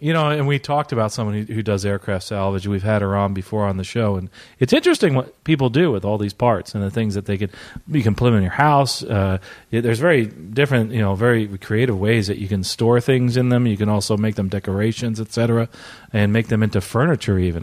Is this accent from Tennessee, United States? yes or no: no; Treasure Island, Florida, United States; I'm here reporting from Florida, actually, my, uh, hometown of Treasure Island.